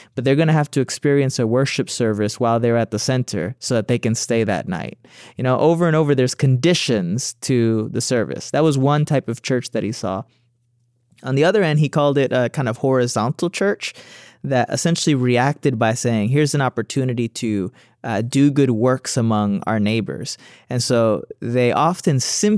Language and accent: English; Detroit, Michigan, United States; I was born and raised in Detroit